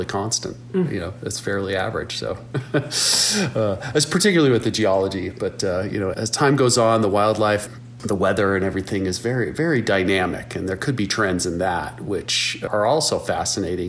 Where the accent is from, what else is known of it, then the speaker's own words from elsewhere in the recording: Mammoth Hot Springs, Wyoming, United States; also born or lived in Lake Village, Yellowstone National Park; growing up in Mammoth Hot Springs.